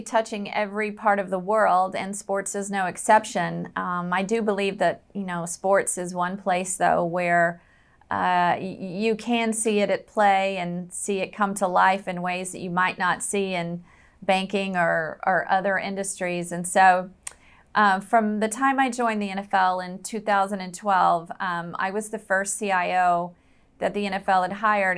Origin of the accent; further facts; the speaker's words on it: the South, United States; I was raised in the South where football is pretty much a religion